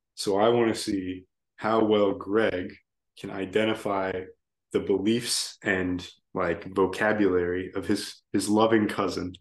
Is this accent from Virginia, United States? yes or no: yes; Virginia, United States; I'm from Virginia